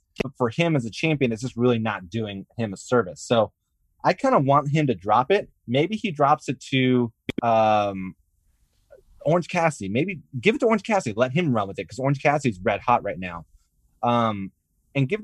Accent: Canada; I'm Canadian too

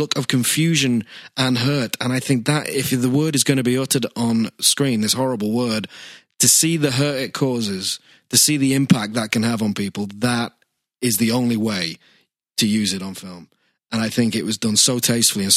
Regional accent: United Kingdom; we are British

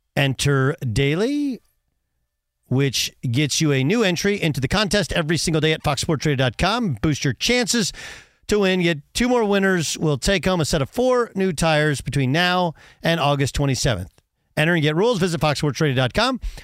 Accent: Milwaukee, Wisconsin, United States; I was born in Milwaukee

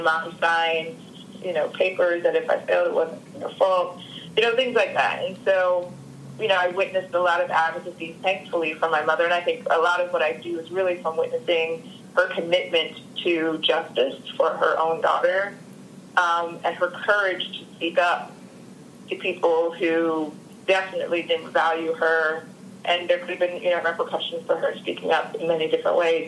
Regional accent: Harrisburg, Pennsylvania, United States; where I grew up in Pennsylvania and Harrisburg. And in the suburbs

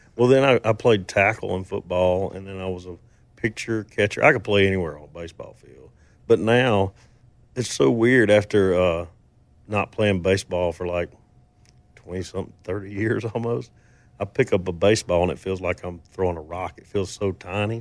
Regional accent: Mississippi, United States; I grew up in Mississippi

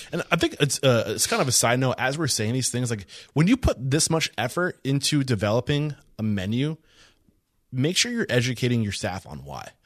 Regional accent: New Hampshire, United States; now in Texas, United States; I'm from New Hampshire

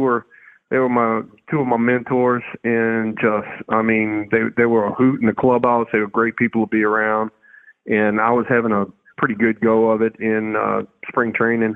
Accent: the South, United States; And for me personally, you know, I'm from the South, so I was never really, you know, into, you know, cold weather and all

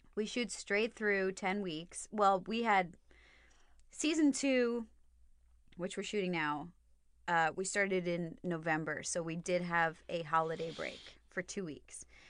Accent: United States; I'm too American.

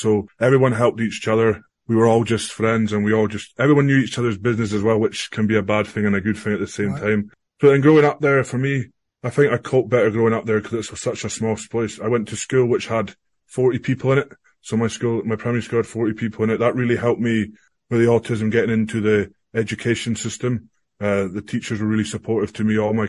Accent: Invergordon, Scotland, United Kingdom; So yeah, so growing up in Invergordon, you know, small wee town, all we wanted to play was, well, football in the UK, soccer in America.

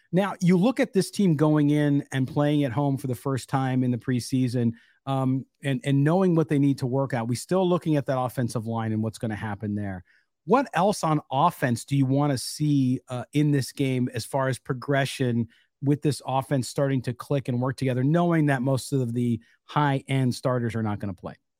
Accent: San Diego, California, United States; moved away; I grew up mostly in California, is when I was a kid and we would ditch high school

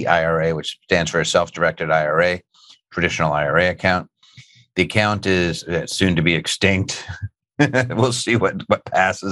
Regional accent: Philadelphia, Pennsylvania, United States; I grew up in Philadelphia

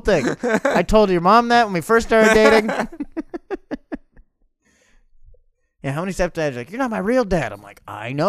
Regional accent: United States

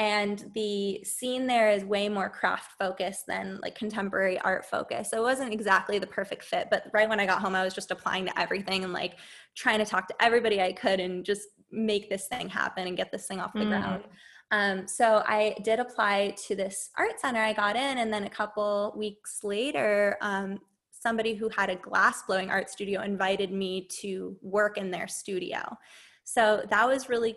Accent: San Diego, California, United States; also born or lived in Boston; I'm from San Diego

